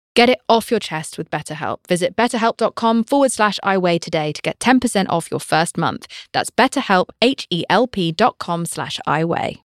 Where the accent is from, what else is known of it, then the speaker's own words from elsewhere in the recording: United Kingdom; I'm British